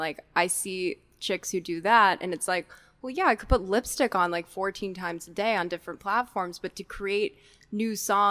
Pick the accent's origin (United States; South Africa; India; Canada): United States; New York City, New York; I grew up in Brooklyn.